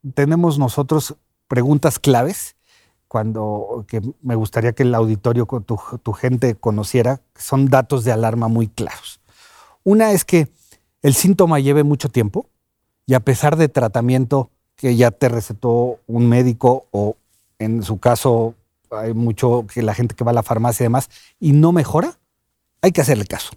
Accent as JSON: {"language": "Spanish", "country": "Mexico", "said": "el mexicano somos muy así"}